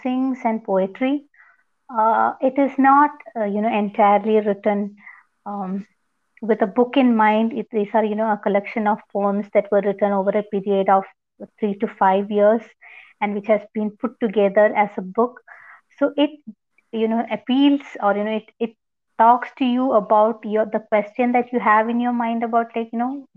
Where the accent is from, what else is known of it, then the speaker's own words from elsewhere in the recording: India; from India